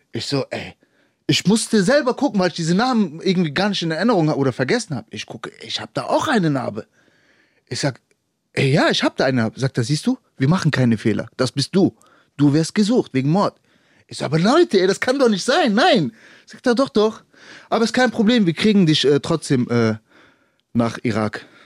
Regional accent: Germany; ich bin Deutscher

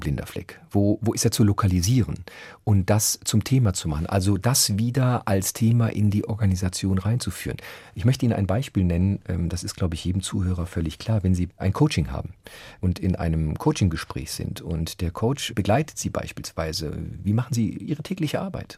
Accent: Frankfurt am Main, Hesse, Germany; moved away as an adult; also born or lived in Berlin; das ist meine Heimat

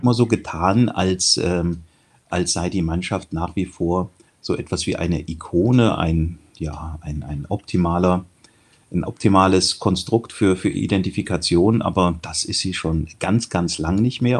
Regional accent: near Kassel, northern Hesse, Germany; ich bin Nordhesse, in der Nähe von Kassel aufgewachsen

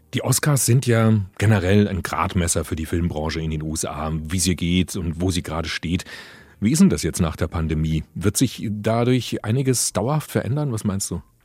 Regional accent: Germany; Bei uns in Deutschland

